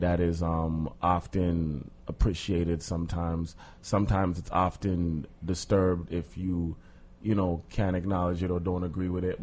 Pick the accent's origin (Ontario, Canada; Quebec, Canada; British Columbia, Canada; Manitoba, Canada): Ontario, Canada; Toronto; black man, born and raised in Toronto, Trinidadian Jamaican parents